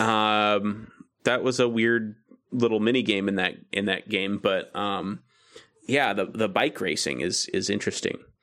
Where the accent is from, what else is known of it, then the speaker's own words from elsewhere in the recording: United States; I'm American